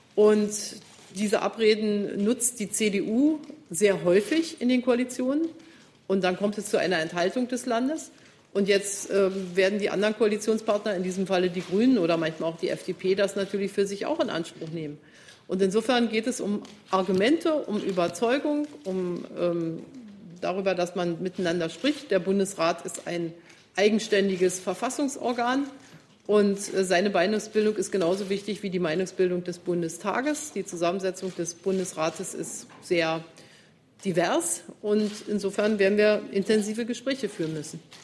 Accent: Germany; wir als Deutsche

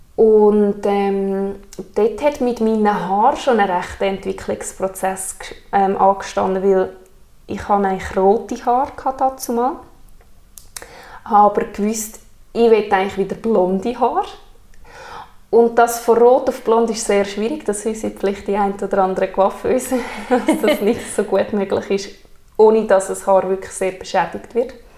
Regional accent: Alpnach, Obwalden, Switzerland; komme von Alpnach und bin 27

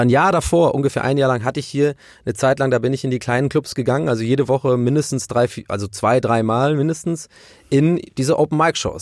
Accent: Germany; also born or lived in Ireland; Ich bin erst mit äh, sieben oder acht nach Deutschland äh, eingewandert

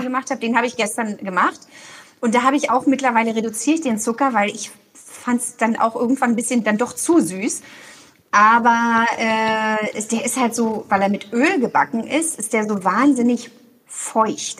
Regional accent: Berlin, Germany; moved away as an adult; now in Cologne, Germany; Ich bin ja Berlinerin und wohne in Köln und arbeite in Berlin

